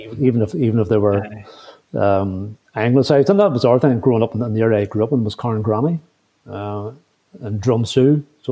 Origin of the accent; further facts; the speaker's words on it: Randallstown, Northern Ireland, United Kingdom; I grew up in a very mixed area. I grew up in outside Randallstown in County Antrim, between the village of Randallstown and the town of Antrim